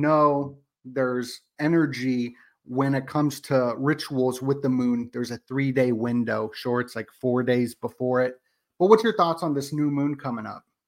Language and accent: English; Las Vegas, Nevada, United States; I am from Vegas